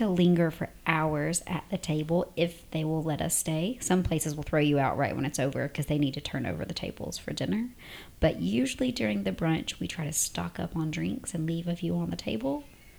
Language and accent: English; the South, United States; moved away as an adult; now in United Arab Emirates; we're from the South